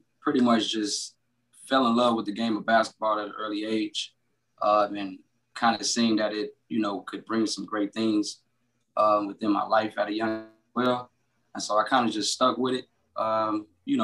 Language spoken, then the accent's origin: English; Chicago, Illinois, United States; also born or lived in Ohio; I originally was born in Ohio. I was raised in Chicago